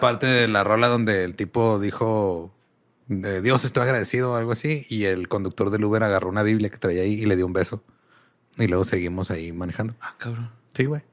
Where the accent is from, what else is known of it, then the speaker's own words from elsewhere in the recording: Mexico; vivir eso de niño creo que es lo que te marca como mexicano